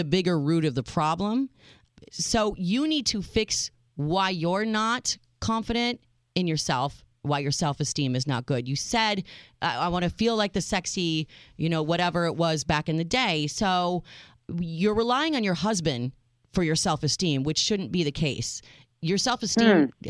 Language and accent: English; United States; I am your American realist